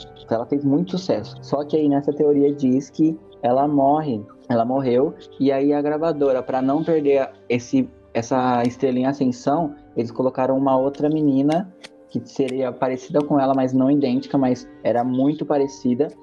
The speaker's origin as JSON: {"language": "Portuguese", "country": "Brazil", "said": "sou brasileiro"}